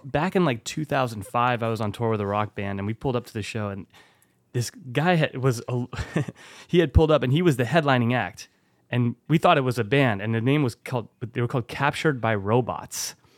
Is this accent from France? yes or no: yes; Bordeaux, Nouvelle-Aquitaine, France; my hometown